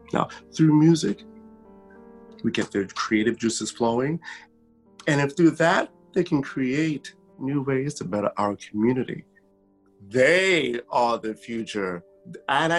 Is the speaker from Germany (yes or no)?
yes; Germany; moved away; I grew up in Germany